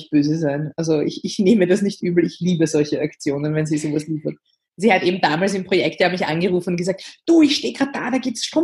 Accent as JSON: {"language": "German", "region": "Vienna", "country": "Austria", "said": "ich komme aus Wien, das hört man auch."}